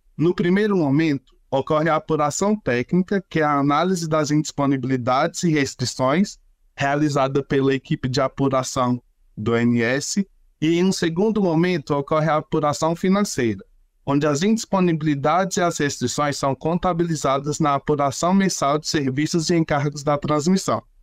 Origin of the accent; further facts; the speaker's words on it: interior of Bahia, Brazil; now in Brasília, Brazil; Falo de Brasília, mas sou baiano, do interior da Bahia